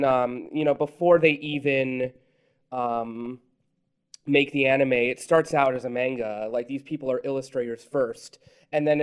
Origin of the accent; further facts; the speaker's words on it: Miami, Florida, United States; also born or lived in Colombia (ancestry); I was brought up in Miami